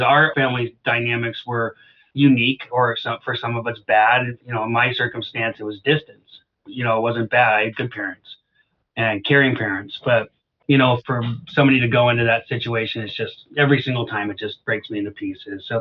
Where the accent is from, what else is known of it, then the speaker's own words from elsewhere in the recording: Alaska, United States; moved away; I'm from Alaska. I was born and raised on a homestead.